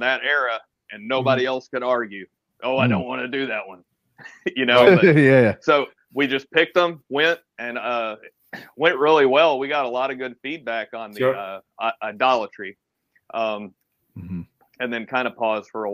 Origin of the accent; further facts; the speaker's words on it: Atlanta, Georgia, United States; I'm from Atlanta